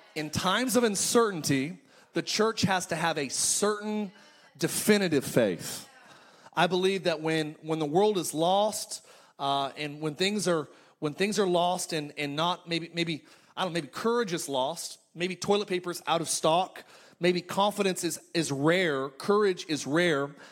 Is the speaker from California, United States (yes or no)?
yes; Palmdale, California, United States; moved away as an adult; now in Orange County, United States; my hometown. I'm from I'm from Palmdale in Lancaster, California